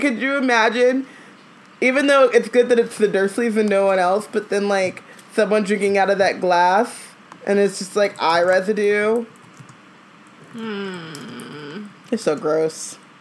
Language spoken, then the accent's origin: English; Orange County, California, United States; I grew up in Orange County